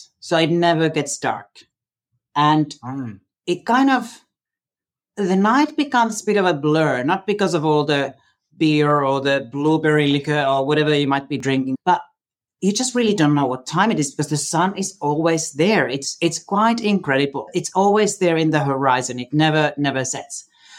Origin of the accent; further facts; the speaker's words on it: Finland; moved away as an adult; also born or lived in London; now in Australia; I am from Finland originally.